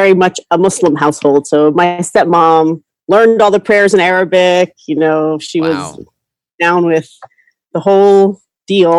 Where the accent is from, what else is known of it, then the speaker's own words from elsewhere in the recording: New York City, New York, United States; moved away as an adult; also born or lived in Michigan; now in Southern California, United States; I was born and raised in New York City